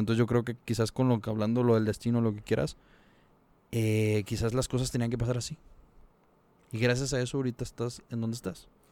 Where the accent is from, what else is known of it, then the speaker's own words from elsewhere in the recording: Monterrey, Nuevo León, Mexico; somos regios